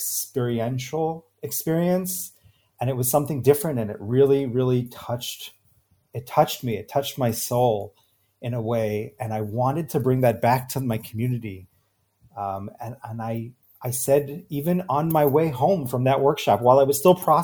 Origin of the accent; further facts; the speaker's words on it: New York, United States; now in Israel; I grew up in New York. I live now in Israel